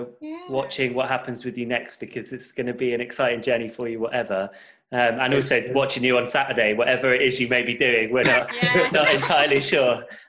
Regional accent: United Kingdom; I could go in my home country.

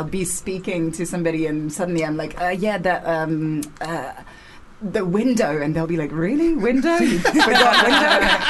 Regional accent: France; English is a second language; moved away

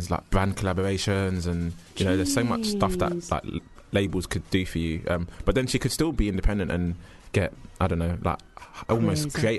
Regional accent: Jamaica; You know, I'm Jamaican, if that helps.

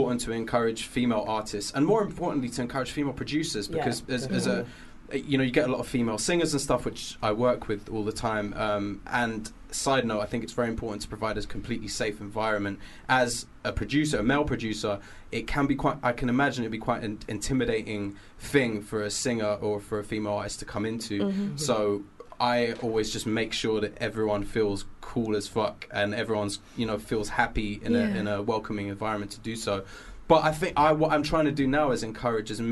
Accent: London, United Kingdom; I grew up in Finsbury Park, and just hip hop was just everywhere

